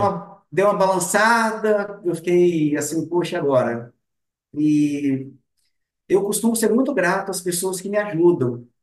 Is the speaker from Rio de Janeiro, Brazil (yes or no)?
no; Vitória, Espírito Santo, Brazil; Eu nasci aqui mesmo na Grande Vitória, nascido e criado na Grande Vitória